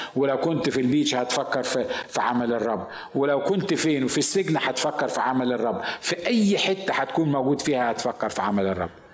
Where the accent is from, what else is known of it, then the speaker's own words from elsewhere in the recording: Egypt; انا مصري